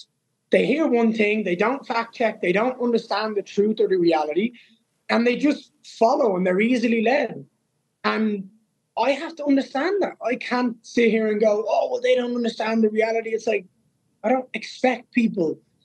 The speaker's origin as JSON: {"language": "English", "town": "Dublin", "region": "Leinster", "country": "Ireland", "tie": "born or raised there", "said": "To fight in my hometown, to be the guy that brought them back, to slay a top 10 opponent in Dublin, Ireland"}